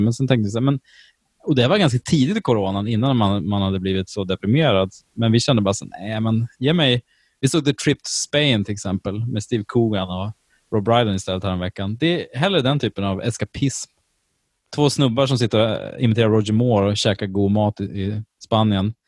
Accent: Sweden; jag är ju från Sverige

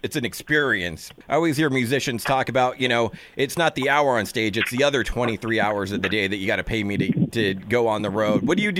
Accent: California, United States; born and raised in California.

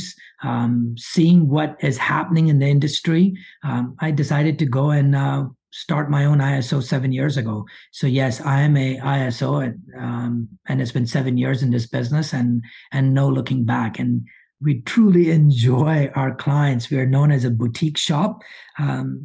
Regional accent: Monroe, Louisiana, United States; English is a second language; I moved to this country at age of 12. Might not sound like it, but I grew up in Monroe, Louisiana

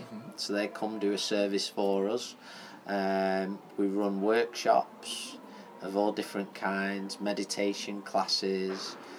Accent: Fleetwood, North West England, United Kingdom; I'm from Fleetwood originally.

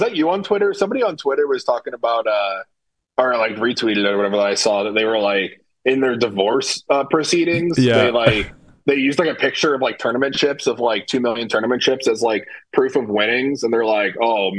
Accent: St. Louis, Missouri, United States; I'm from St. Louis.

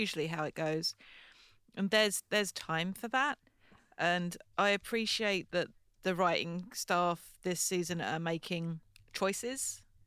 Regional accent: United Kingdom; as British people

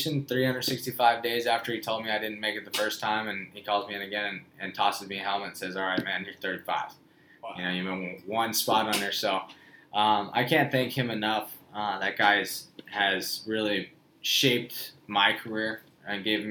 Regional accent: Winters, California, United States; moved away as an adult; now in San Diego, United States; born and raised in Winters, California, a super small town outside of Davis, from Northern California

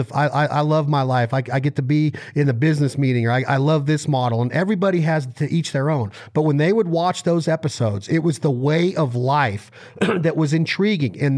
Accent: Reno, Nevada, United States; I'm from Reno, Nevada

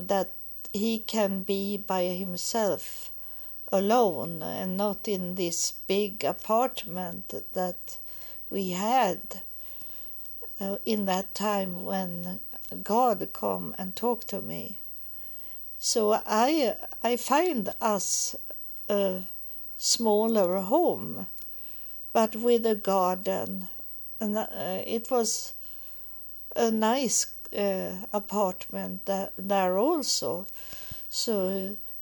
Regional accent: Sweden; also born or lived in United States; when I come back to Sweden and have a little more calm, that I got an apartment. But I didn't get nice apartments in the beginning, but at least I was home in my home, in my country

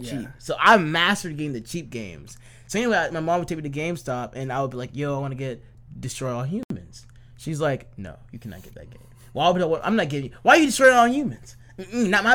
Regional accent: Alabama, United States; I'm from Alabama.

